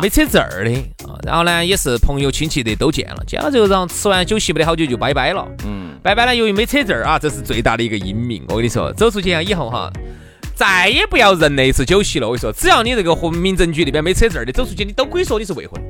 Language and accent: Chinese; Sichuan, China; 我们四川这边的朋友